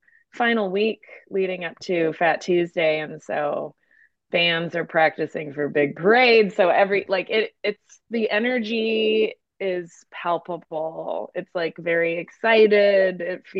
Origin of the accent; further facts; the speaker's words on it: Montana, United States; now in New Orleans, United States; Not originally. I'm actually from Montana, northwestern Montana